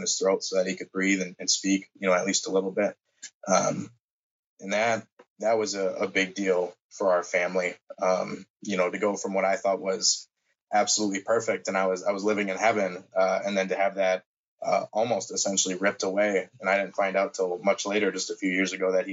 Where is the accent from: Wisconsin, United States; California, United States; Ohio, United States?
Wisconsin, United States; Green Bay; I am from Green Bay, Wisconsin, born and raised